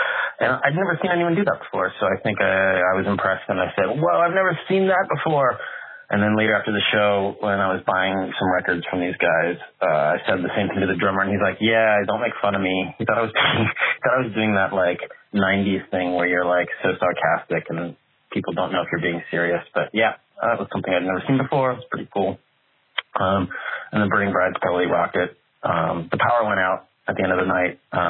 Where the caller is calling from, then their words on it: Melbourne, Victoria, Australia; also born or lived in West Philadelphia; I'm calling from Melbourne, Australia